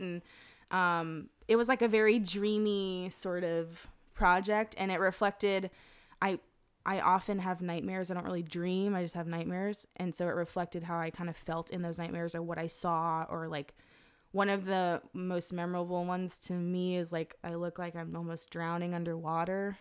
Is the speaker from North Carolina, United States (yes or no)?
yes; Zebulon, North Carolina, United States; I was born in Zebulon, North Carolina